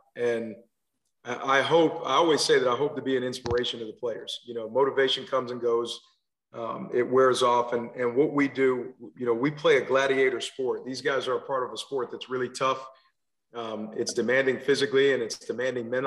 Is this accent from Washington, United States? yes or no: no; New Jersey, United States; moved away as an adult; also born or lived in Pensacola, Florida / Louisville / Alabama; now in Maryland, United States; I'm originally from New Jersey. So I grew up playing football there.